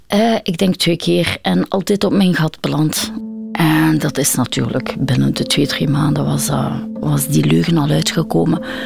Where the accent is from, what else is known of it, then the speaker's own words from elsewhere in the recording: Belgium; also born or lived in India; Ik behoor bij de eerste generatie eigenlijk geadopteerde mensen binnen België. En dan zit het toch wel van, oh ja, ik ben de enige donkere in de klas.